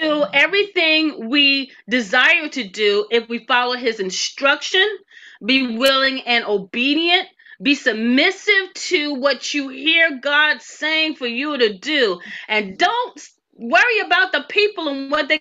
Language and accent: English; Philadelphia, Pennsylvania, United States; moved away as an adult; also born or lived in Tallahassee, Florida (FAMU); I'm the chick from Philly